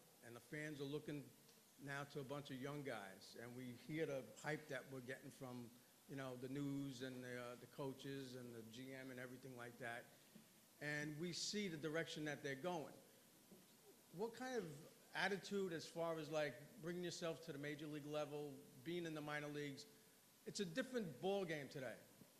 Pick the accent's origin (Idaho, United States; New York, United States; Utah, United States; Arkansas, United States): New York, United States; Long Island; from Long Island, New York. I'm a 40-year season ticket holder.